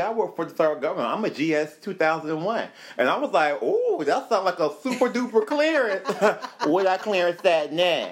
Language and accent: English; Florida, United States; moved away; I'm from Florida